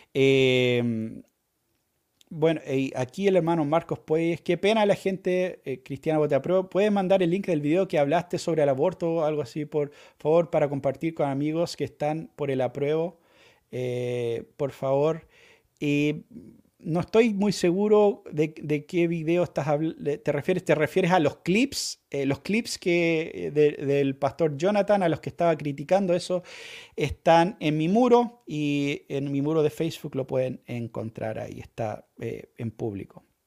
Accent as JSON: {"language": "Spanish", "country": "Chile", "said": "vamos a vivir como chilenos"}